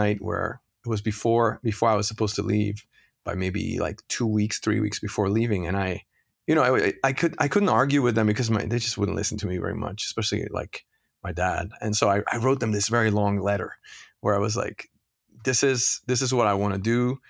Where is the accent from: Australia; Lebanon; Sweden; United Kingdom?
Lebanon; also born or lived in France; I was born in Lebanon, and I grew up in Lebanon and France for most of my first part of my life.